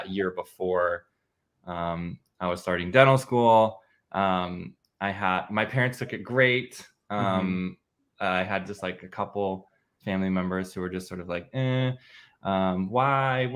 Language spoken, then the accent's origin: English; Midwest, United States; I grew up in the Midwest.